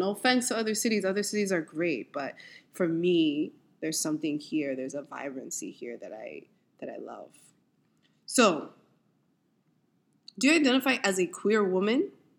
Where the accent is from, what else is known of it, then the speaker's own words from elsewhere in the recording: New York City, New York, United States; I'm New York City born and raised. I'm from Manhattan. I grew up uptown.